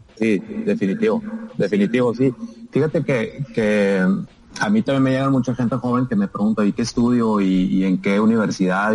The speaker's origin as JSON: {"language": "Spanish", "town": "Hermosillo", "region": "Sonora", "country": "Mexico", "tie": "born or raised there", "also_born_or_lived": "Morelia, Michoacán / Monterrey, Nuevo León / Tucson, Arizona", "moved": "as an adult", "said": "Yo soy de Hermosillo. Bueno, mucha gente no sabe, pero yo nací en Morelia, Michoacán, y como al año y medio mis papás se fueron a vivir a Hermosillo."}